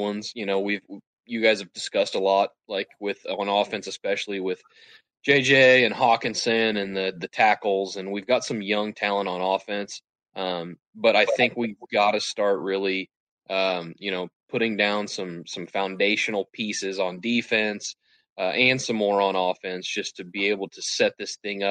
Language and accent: English; Missouri, United States; I'm from Missouri, so I'm around a bunch of Chiefs fans